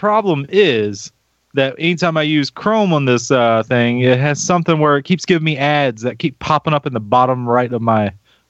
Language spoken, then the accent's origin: English; North Carolina, United States; I'm from North Carolina.